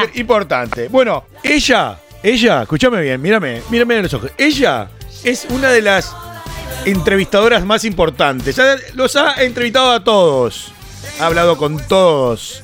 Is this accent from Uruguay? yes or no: yes; Uruguay; nuestro Uruguay